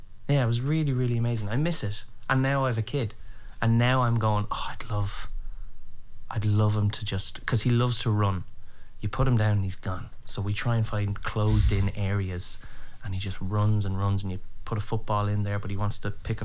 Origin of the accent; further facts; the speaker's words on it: Meath, Leinster, Ireland; moved away; I grew up in a place called Meath, which when people ask me, where am I from? I go, Meath, And I go, it's right beside Dublin.